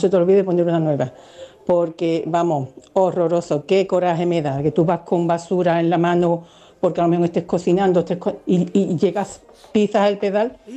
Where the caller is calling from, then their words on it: Jerez, Andalusia, Spain; de Jerez.